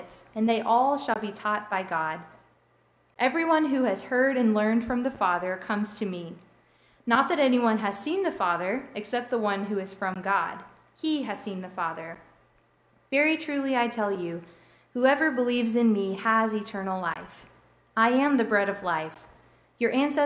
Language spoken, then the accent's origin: English; Robertsdale, Alabama, United States; people that I grew up with in Robertsdale